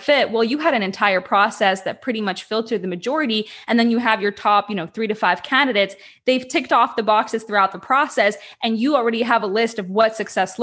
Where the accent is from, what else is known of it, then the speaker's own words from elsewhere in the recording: Ukraine; I'm originally from Ukraine